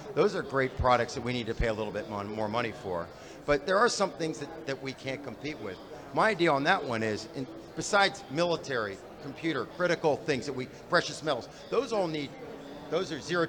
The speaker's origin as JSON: {"language": "English", "region": "Ohio", "country": "United States", "said": "that left my home state of Ohio"}